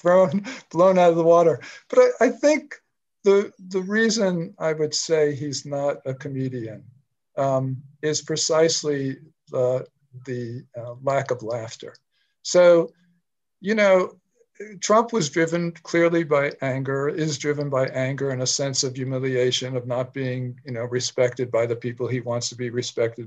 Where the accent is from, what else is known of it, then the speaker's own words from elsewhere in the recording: New York City, New York, United States; moved away as an adult; also born or lived in Washington, District of Columbia, United States; I grew up in New York City and went to college